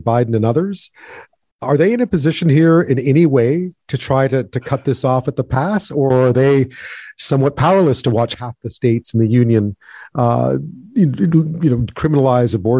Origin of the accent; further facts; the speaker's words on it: Canada; as a Canadian